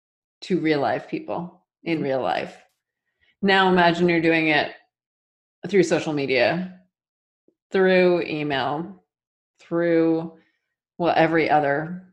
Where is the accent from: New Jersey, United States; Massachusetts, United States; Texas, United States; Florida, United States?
Massachusetts, United States; moved away; And I'm originally from Massachusetts. I am a masshole.